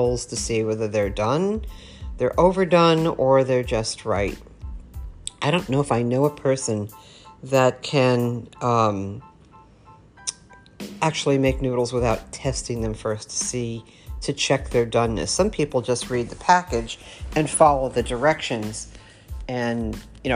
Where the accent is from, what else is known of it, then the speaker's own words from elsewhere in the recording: New York, United States; growing up in New York, I grew up with a lot of Italians